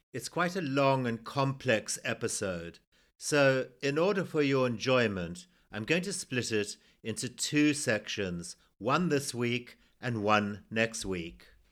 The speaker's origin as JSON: {"language": "English", "country": "Zimbabwe", "tie": "born or raised there"}